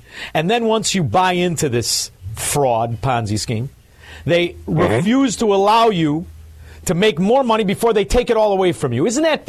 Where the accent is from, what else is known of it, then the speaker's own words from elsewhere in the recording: Chicago, Illinois, United States; So I'm from Chicago, Illinois.